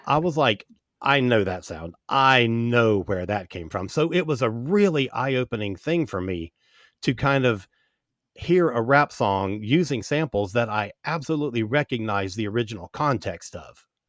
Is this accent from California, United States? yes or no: no; Central Florida, United States; I grew up in Central Florida